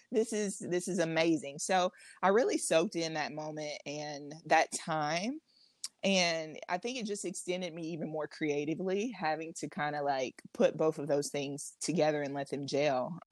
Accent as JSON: {"language": "English", "region": "Alabama", "country": "United States", "tie": "born or raised there", "said": "I was born and raised in Alabama"}